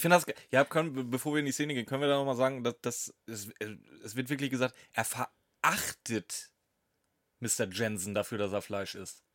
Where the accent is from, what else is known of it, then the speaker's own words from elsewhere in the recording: Steinburg, Schleswig-Holstein, Germany; ich bin Steinburger